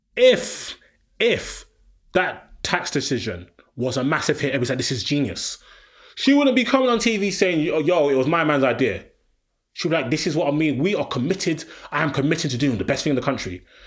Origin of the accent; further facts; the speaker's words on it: London, United Kingdom; I'm a Londoner.